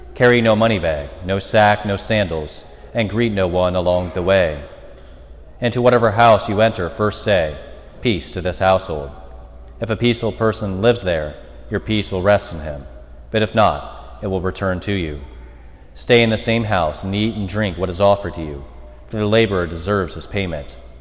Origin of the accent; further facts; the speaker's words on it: United States; moved away as an adult; I'm from Mercer County, never planned on leaving Mercer County, never planned on being more than 15 minutes from any of my family